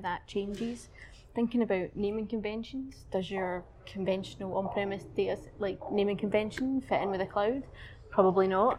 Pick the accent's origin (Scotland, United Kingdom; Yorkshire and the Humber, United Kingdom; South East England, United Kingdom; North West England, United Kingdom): Scotland, United Kingdom; Glasgow; my hometown in Glasgow